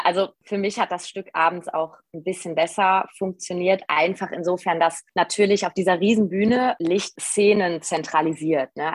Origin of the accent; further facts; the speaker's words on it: Hachenburg, Rhineland-Palatinate, Germany; now in Düsseldorf, Germany; ich komme aus Hachenburg, aus dem Westerwald. Das ist in Rheinland-Pfalz. Äh, da bin ich geboren